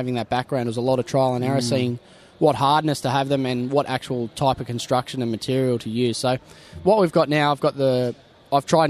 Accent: Newcastle, New South Wales, Australia; I'm from Newcastle, Hunter

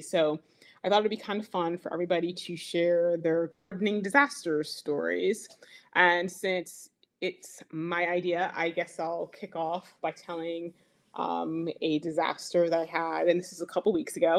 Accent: Burlington County, New Jersey, United States; I am from Burlington County, New Jersey. That's where I garden

